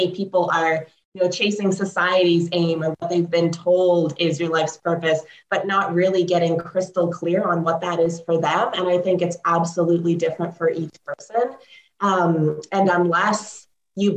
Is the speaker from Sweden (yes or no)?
no; Canada; also born or lived in Ukraine; I was born in Ukraine. I moved to Canada when I was 2. My parents immigrated here